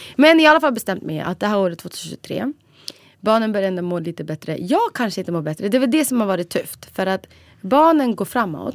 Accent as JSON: {"language": "Swedish", "town": "Borlänge", "region": "Dalarna County", "country": "Sweden", "also_born_or_lived": "Borås", "moved": "as an adult", "lives_now": "Stockholm, Sweden", "said": "Egentligen var jag från Borlänge men ja, jag har bott lite överallt för att jag studerat"}